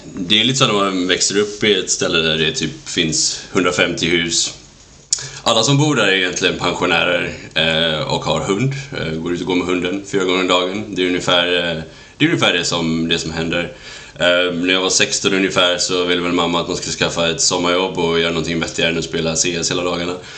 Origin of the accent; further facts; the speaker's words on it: outside Gothenburg, Västra Götaland, Sweden; moved away as an adult; växte upp i en liten eh, håla utanför för Göteborg